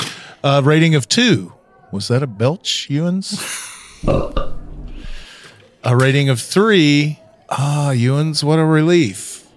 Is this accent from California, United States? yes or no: no; Tennessee, United States; I'm from Tennessee